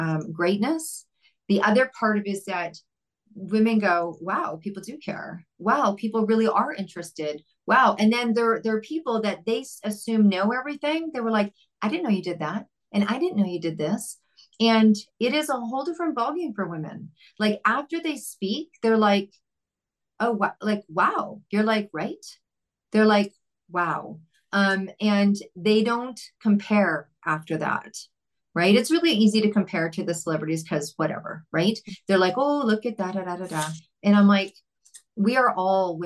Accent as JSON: {"language": "English", "town": "Vancouver", "region": "British Columbia", "country": "Canada", "said": "I'm from Vancouver, Canada"}